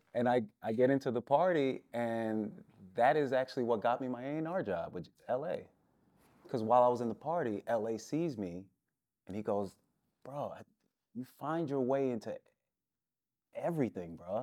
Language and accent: English; New York City, New York, United States; also born or lived in Brooklyn, New York / Washingtonville, New York; I was born in Brooklyn. I lived in Queens for, like, thirteen years and, uh, around seventh, eighth grade, my, uh, my family, we moved upstate New York